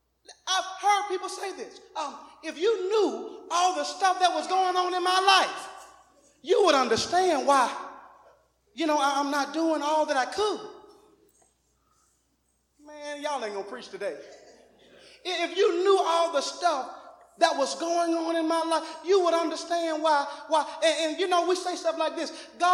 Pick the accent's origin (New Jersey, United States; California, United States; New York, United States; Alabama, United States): Alabama, United States; and I'm a big NCAA fan, and praise the Lord, Alabama and Auburn, praise the Lord, because I am from Alabama.